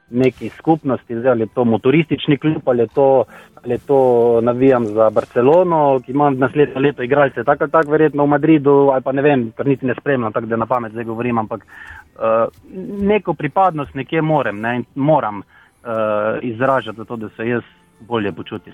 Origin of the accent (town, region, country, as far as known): Slovenia